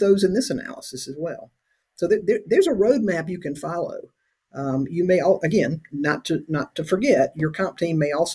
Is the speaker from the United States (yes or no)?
yes; South Carolina, United States; I'm from South Carolina